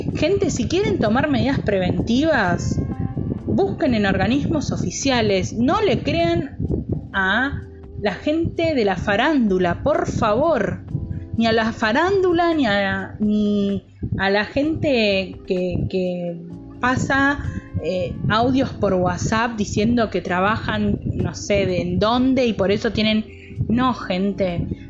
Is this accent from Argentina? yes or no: yes; Argentina; yo soy argentino